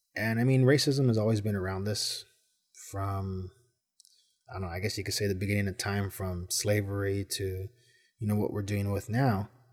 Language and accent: English; Los Angeles, California, United States; I grew up in Boyle Heights